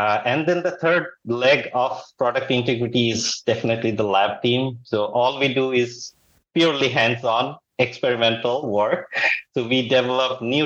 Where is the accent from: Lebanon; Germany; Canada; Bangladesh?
Bangladesh; moved away as an adult; also born or lived in Texas, United States / Silicon Valley, United States; now in United States; Originally, I'm from Bangladesh, but like last almost 19 years, I'm in the United States.